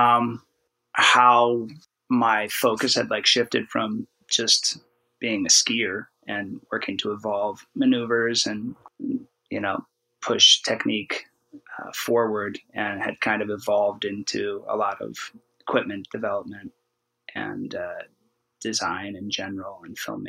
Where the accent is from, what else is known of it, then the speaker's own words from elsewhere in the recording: Oregon, United States; We're both from Oregon